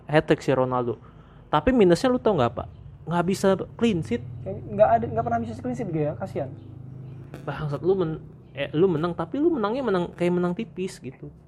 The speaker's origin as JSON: {"language": "Indonesian", "region": "Jakarta", "country": "Indonesia", "accent": "Jaksel", "said": "gara-gara gua, gua main ke Jaktim nih bahasa gua jadi hancur logat Jaksel gua hilang."}